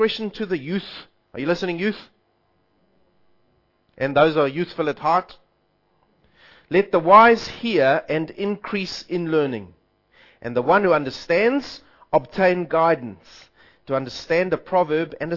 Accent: South Africa; I'm South African

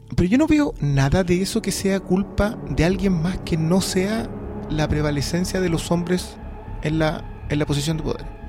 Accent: Peru; now in Chile; yo soy de Perú

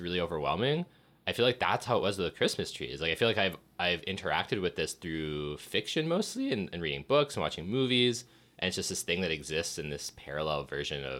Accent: Toronto, Ontario, Canada; now in Montreal, Canada; growing up in Toronto

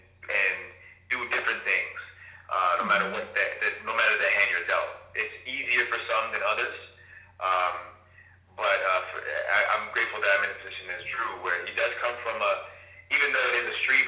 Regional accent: Jamaica; But I'm also Jamaican.

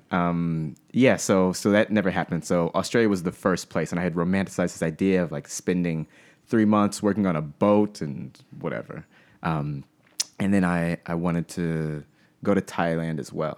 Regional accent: Pensacola, Florida, United States; moved away as an adult; I grew up in Pensacola, Florida

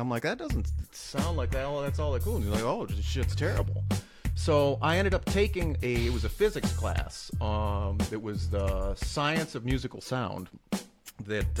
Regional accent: Upper Peninsula, Michigan, United States; moved away; I'm originally from the Upper Peninsula. I grew up out in the sticks

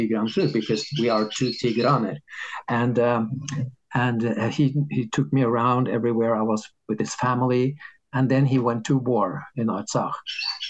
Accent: Norway; in Norway, we have this system

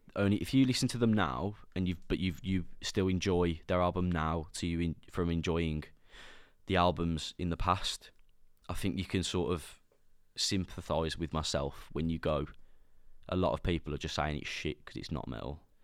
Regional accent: Sutton Coldfield, West Midlands, United Kingdom; accent: Brummy; I'm from Birmingham, but I'm, we don't talk like that. I'm from Sutton

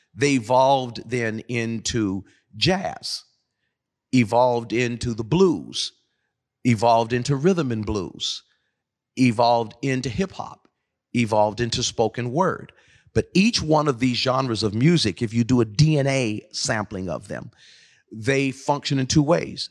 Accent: Pacific Northwest, United States; moved away as an adult; also born or lived in East Coast, United States; a son of the Northwest, who went back east for fifteen years, came back to the Northwest

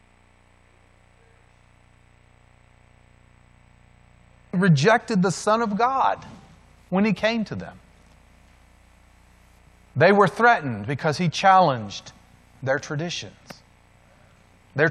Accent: the South, United States; In my hometown where I grew up, you can still go back to Central City Park, and there they still have separate water fountains

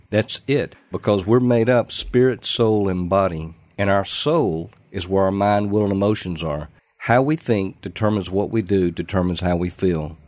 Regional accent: Clarksville, Mississippi, United States; I was about six years of age. The pastor of the church, Riverside Baptist in Clarksville, Mississippi

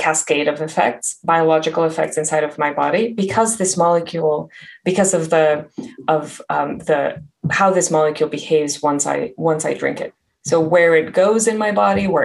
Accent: Mexico; moved away; I grew up in Mexico

